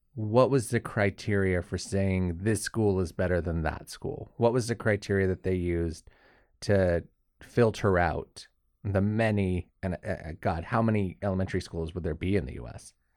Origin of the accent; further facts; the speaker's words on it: Southern California, United States; moved away; we grew up in Southern California.